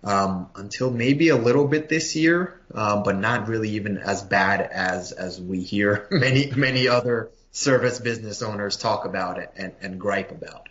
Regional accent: New York City, New York, United States; moved away as an adult; also born or lived in Ukraine / Massachusetts; now in Lehigh Valley, United States; My family came over to New York when I was 3, to Brooklyn. So I grew up there

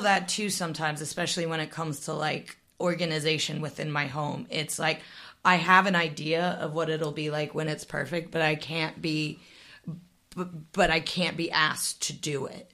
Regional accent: Midwest, United States; I grew up in the Midwest

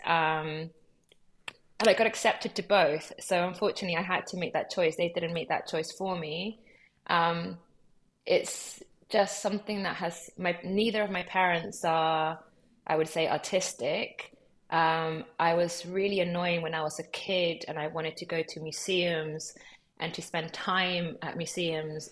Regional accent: London, United Kingdom; also born or lived in Lima, Peru / Los Angeles, United States; I grew up in LA from when I was three months old until I was eight. And then I moved to London when I was eight. Um, I would say that London is my home

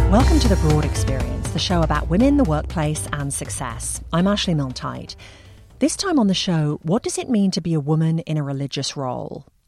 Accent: England, United Kingdom; moved away; growing up in England

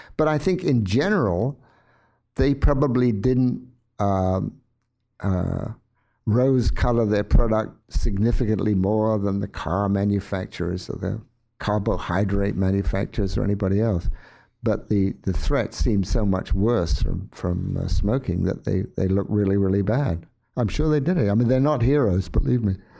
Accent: England, United Kingdom; when I grew up in England in a relatively poor environment

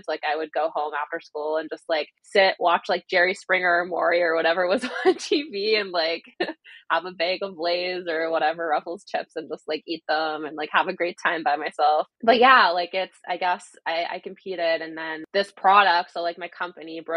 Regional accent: Canada; being a Canadian

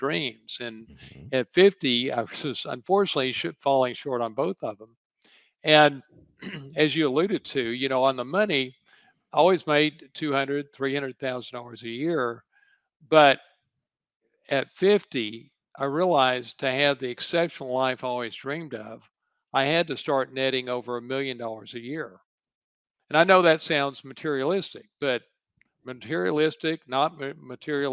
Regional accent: Dallas, Texas, United States; I grew up in Dallas

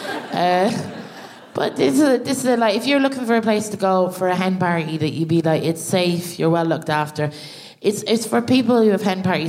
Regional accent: Ireland; us as Irish people

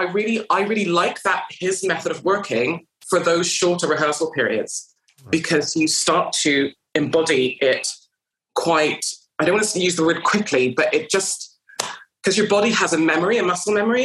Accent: Canada; moved away as an adult; now in United Kingdom; I came from Canada and I had to learn English

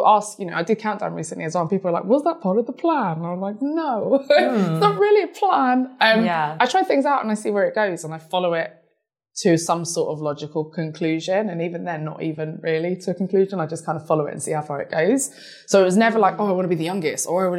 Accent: United Kingdom; I'm British too

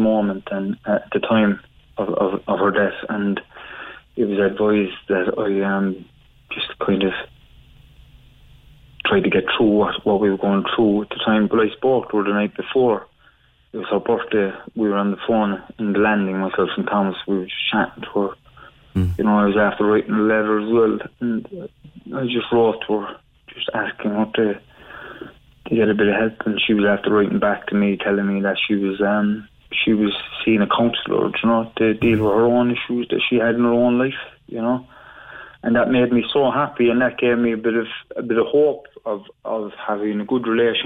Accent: Cork, Munster, Ireland; where I grew up in Hollyhill in Arcullen

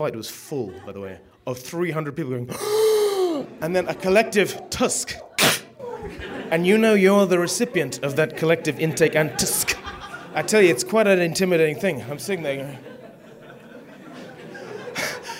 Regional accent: Zimbabwe; moved away; I came from Africa. I was born in Zimbabwe

